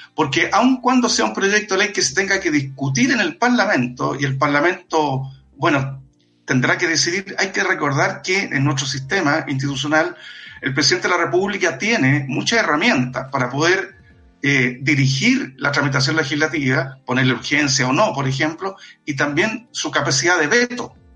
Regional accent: Chile; nosotros como chilenos y chilenas

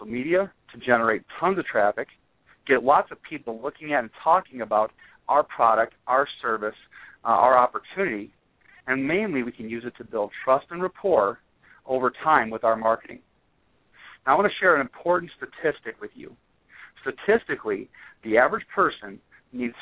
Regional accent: right outside of Chicago, northwest Indiana, United States; I grew up right outside of Chicago in northwest Indiana.

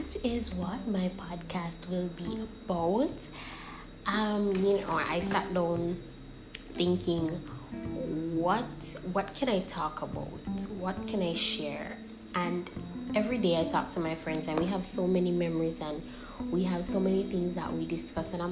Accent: St. Ann, Saint Ann, Jamaica; So I was born on August 13th, 1998, in Stairtown, St. Anne.

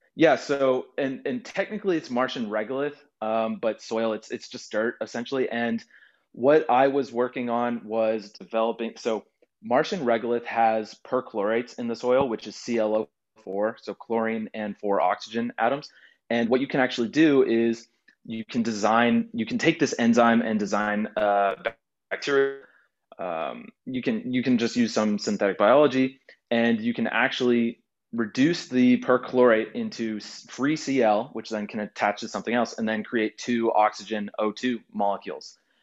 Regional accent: Houston, Texas, United States; I grew up in Houston near the NASA Space Center.

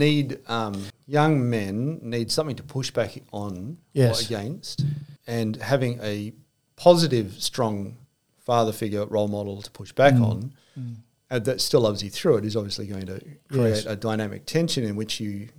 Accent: Adelaide, South Australia, Australia; moved away as an adult; also born or lived in Canberra / Goulburn; now in Port Macquarie, Australia; We moved back to Adelaide. Because mainly all the family was around Adelaide. Yes. So then grew up there until I was about 18.

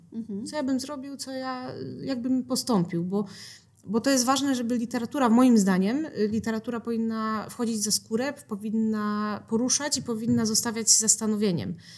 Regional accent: Mysłowice, Silesian Voivodeship, Poland; moved away as an adult; now in Sosnowiec, Poland; A ja się w Mysłowicach urodziłam, w Mysłowicach się wychowałam.

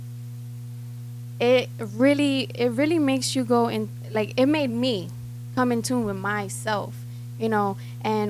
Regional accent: New York City, New York, United States; also born or lived in Bronx; I'm from Brooklyn

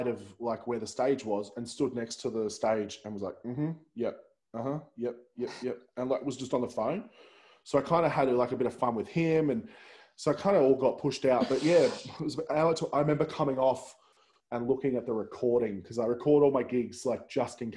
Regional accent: Central Coast, New South Wales, Australia; I'm originally from the Central Coast

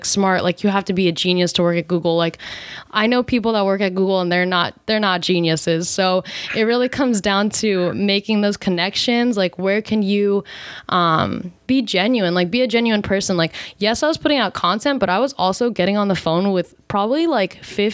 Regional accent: East Coast, United States; now in California, United States; we're both from the East Coast living in California

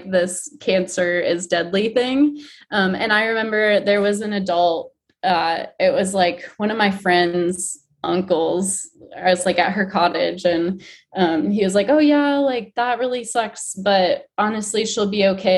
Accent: Michigan, United States; I grew up in Michigan

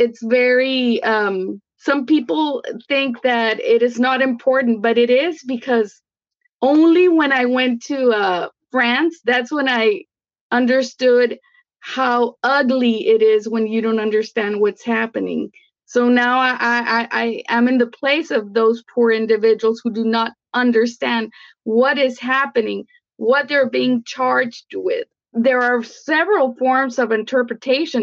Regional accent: Mexico; now in Brownsville, United States; my mom was from Mexico. So we were raised in Mexico.

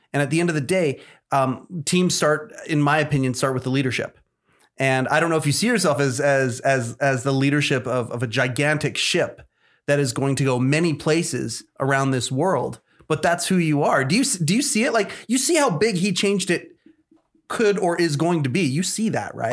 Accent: Canada; I'm born and raised here in Canada

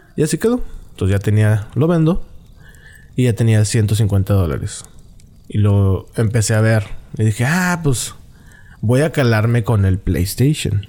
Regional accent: Monterrey, Nuevo León, Mexico; el Regio

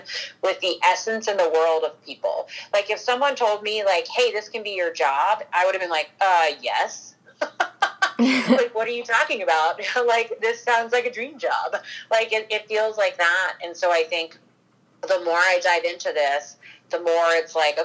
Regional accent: Northern Virginia, United States; I grew up in Northern Virginia

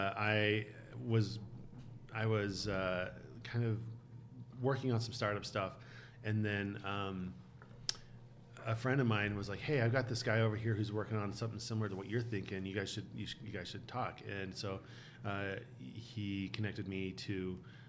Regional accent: Bountiful, Utah, United States; grew up in Bountiful, graduated from the U

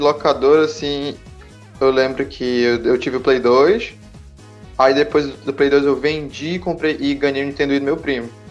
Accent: Pará, Brazil; eu sou do, do Pará

